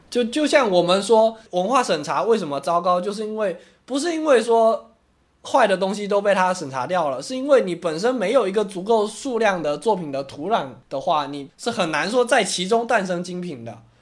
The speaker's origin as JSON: {"language": "Chinese", "country": "China", "said": "在我们中国人看来"}